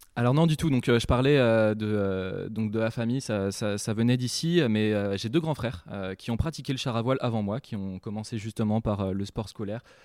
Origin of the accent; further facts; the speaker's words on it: Saint-Malo, Brittany, France; j'habite dans la baie du Mont-Saint-Michel, euh, donc depuis, c'est une chance d'habiter d'habiter là-bas depuis bah, depuis tout petit. je suis né à Saint-Malo